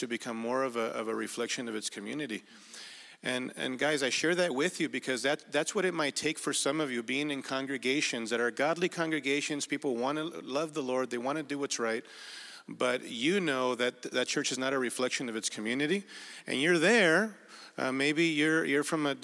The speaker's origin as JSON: {"language": "English", "country": "Mexico", "tie": "born or raised there", "moved": "yes", "lives_now": "Burbank, United States", "said": "I was born in Mexico with a Spaniard background"}